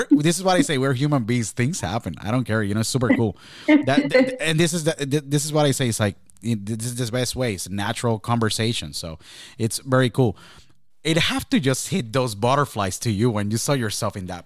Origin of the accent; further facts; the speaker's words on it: Shrewsbury, New Jersey, United States; also born or lived in Jacksonville; I came from Shrewsbury, New Jersey, then I went to Jacksonville, and I make it here